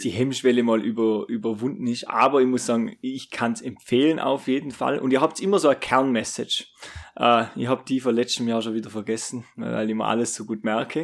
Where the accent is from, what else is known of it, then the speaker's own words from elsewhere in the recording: Austria; ich bin jetzt aus Österreich jetzt auch nicht gerade aus der ärgsten Großstadt